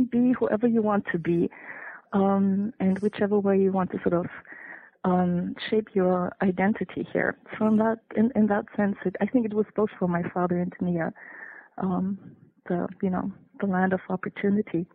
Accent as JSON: {"language": "English", "country": "Germany", "tie": "born or raised there", "also_born_or_lived": "Detroit, United States / North Carolina, United States", "second_language": "English", "moved": "as an adult", "lives_now": "Iowa, United States", "said": "I was born in Germany. I was grew up in Germany"}